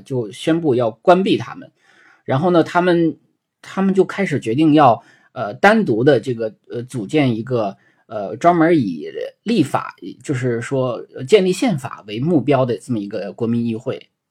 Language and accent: Chinese; China; 对于我们中国人来说